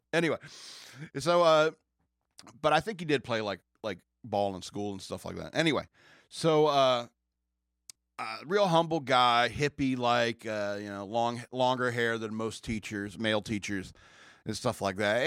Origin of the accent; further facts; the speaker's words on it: United States; I grew up in America